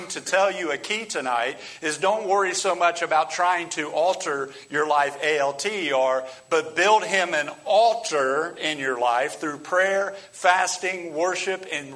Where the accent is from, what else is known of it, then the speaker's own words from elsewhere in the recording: United States; as American Christians